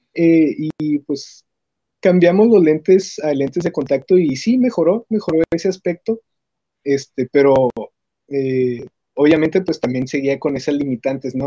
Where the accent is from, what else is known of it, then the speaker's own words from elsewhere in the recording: Ciudad Juárez, Chihuahua, Mexico; soy de Ciudad Juárez, Chihuahua